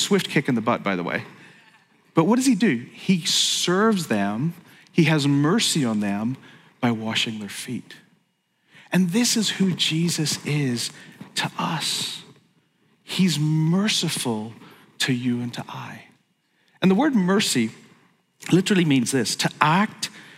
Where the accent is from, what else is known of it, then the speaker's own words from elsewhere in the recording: Belfast, Northern Ireland, United Kingdom; moved away as an adult; now in United States; I grew up in Belfast